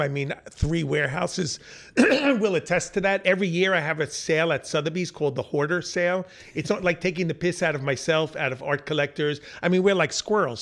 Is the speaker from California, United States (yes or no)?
no; Long Island, New York, United States; I grew up in Long Island in the suburbs